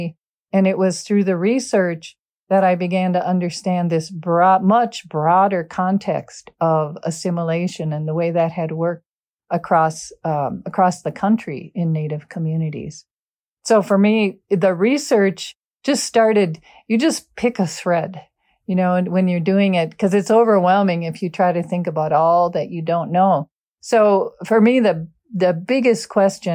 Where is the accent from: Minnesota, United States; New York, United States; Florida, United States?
Minnesota, United States; Golden Valley; growing up in Golden Valley, which is a suburb of Minneapolis